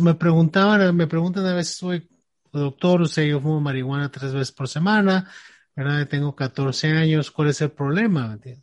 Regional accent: Mexico; tú y yo crecimos en México

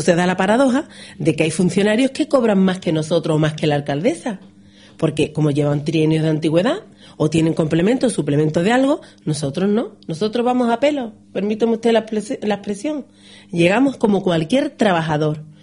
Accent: Ronda, Andalusia, Spain

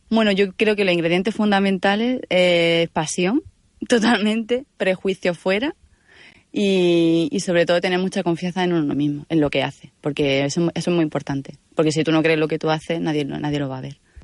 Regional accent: Granada, Andalusia, Spain; soy de Granada tengo 35 años

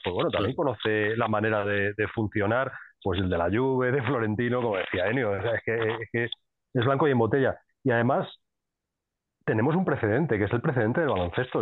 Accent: Madrid, Community of Madrid, Spain; soy de Madrid

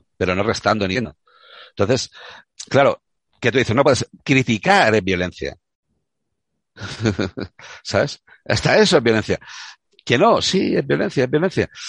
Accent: Córdoba, Andalusia, Spain; moved away; also born or lived in Catalonia; yo soy catalán de Córdoba, ya te expliqué. Entonces, mm, mi carácter andaluz

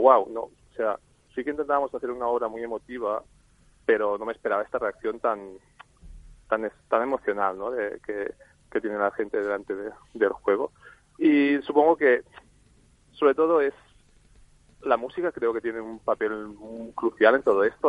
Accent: Barcelona, Catalonia, Spain; somos de Barcelona nosotros

